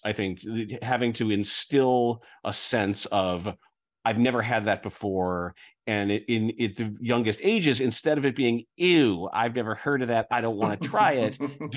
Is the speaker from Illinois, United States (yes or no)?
yes; Chicago, Illinois, United States; I'm from Chicago